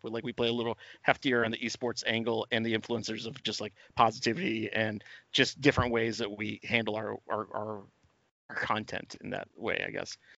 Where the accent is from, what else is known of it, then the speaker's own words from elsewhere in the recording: New York, United States; I'm like a New Yorker guy